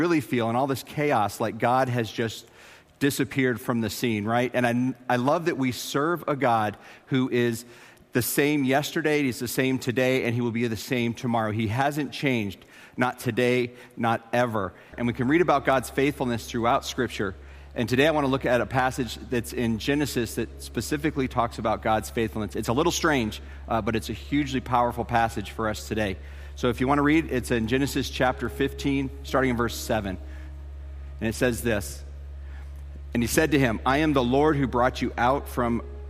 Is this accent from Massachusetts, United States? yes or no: no; Tucson, Arizona, United States; moved away as an adult; also born or lived in Colorado Springs, Colorado / Dallas, Texas / Denver, Colorado; I grew up in Tucson, Arizona, and I moved from there. I went to high school there, and then I went to college there